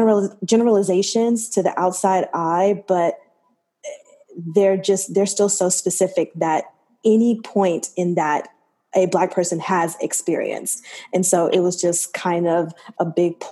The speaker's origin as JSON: {"language": "English", "region": "Alabama", "country": "United States", "said": "I'm from Alabama"}